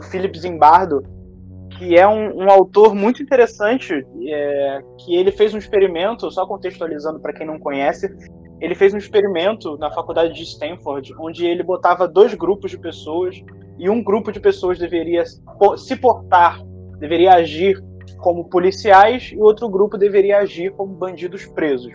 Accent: Niterói, Rio de Janeiro, Brazil; da minha cidade natal, que foi a cidade onde eu nasci, Niterói, no Rio de Janeiro

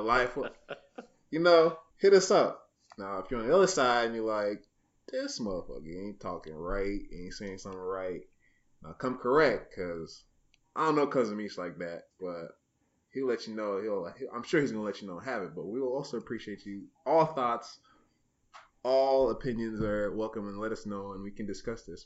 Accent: Niles, United States; moved away as an adult; my hometown of Niles

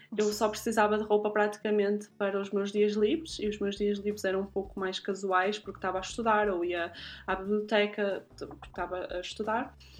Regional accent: Guimarães, Norte, Portugal; now in Zurich, Switzerland; nasci em Guimarães e vivo atualmente em Zurique

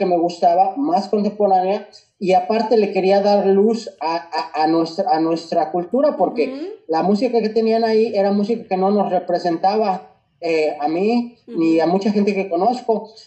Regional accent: Mexico City, Mexico; moved away; nací crecí en la Ciudad de México

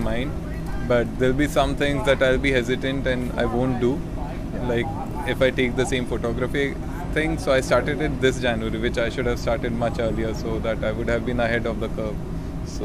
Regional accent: Pune, Maharashtra, India; moved away as an adult; I'm from Pune, which is nearby Mumbai

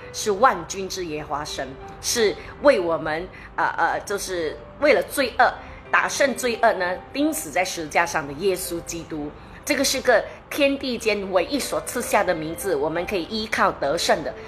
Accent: Malaysia; 我们马来西亚人

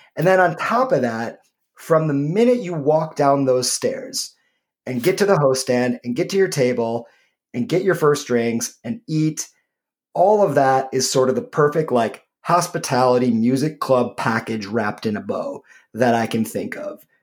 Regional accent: Michigan, United States; my home state of Michigan

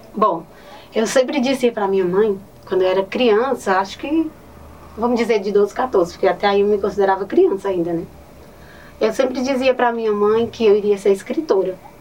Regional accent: Northeast Region, Brazil; accent: nordestino; moved away; Amo meu sotaque nordestino

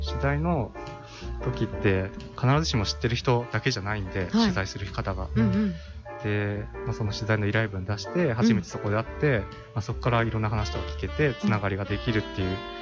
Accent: Kashima, Ibaraki, Japan; 茨城県ではあるんですけど、あの、鹿島市っていうところが僕出身で、まあ、海の方なんですけど

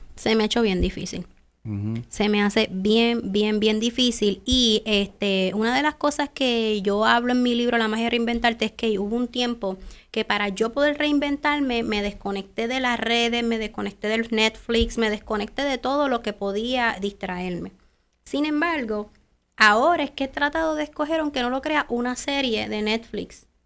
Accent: Puerto Rico

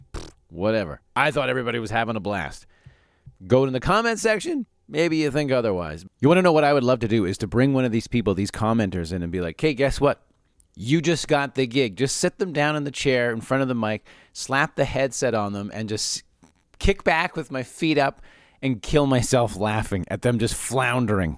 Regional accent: Calgary, Alberta, Canada; now in Saskatchewan, Canada; I grew up in Calgary

